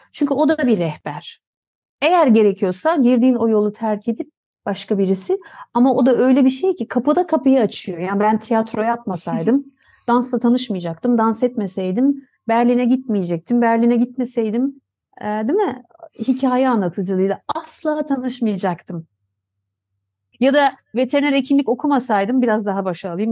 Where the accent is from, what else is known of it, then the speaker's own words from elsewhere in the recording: Tunceli, Tunceli Province, Turkey; Tunceli'de doğdum.